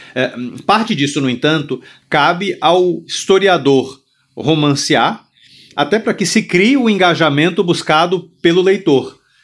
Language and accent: Portuguese; Brazil; nossa identidade né? como brasileiro